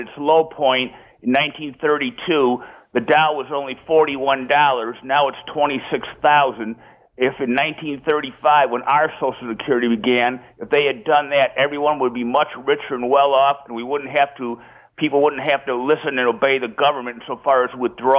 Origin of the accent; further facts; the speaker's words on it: United States; I'm an American.